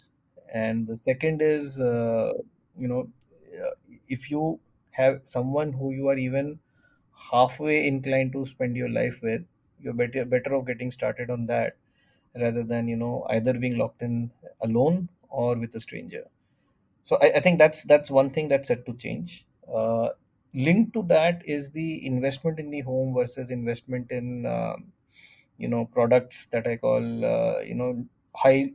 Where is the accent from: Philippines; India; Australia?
India; Delhi; growing up in Delhi